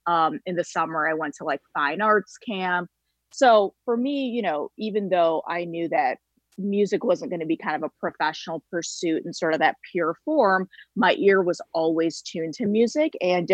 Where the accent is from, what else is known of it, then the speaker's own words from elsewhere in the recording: Kalamazoo, Michigan, United States; growing up in a small town in the Midwest